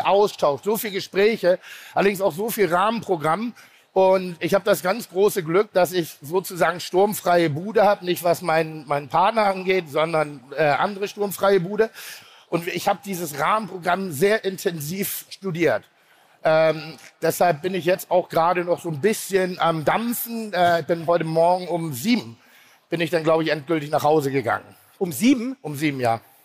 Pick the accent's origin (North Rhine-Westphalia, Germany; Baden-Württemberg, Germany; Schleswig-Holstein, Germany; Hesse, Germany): Schleswig-Holstein, Germany; Pinneberg; ich komme aus Pinneberg, das ist ein schöner Vorort von Hamburg